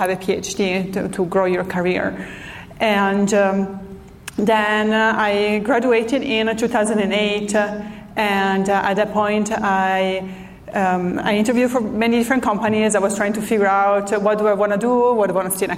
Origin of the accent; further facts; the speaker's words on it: Italy; moved away as an adult; now in San Diego, United States; I'm from Italy originally.